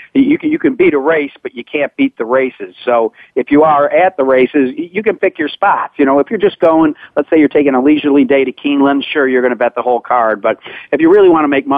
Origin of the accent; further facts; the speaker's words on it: Syracuse, New York, United States; moved away; I grew up in Syracuse, New York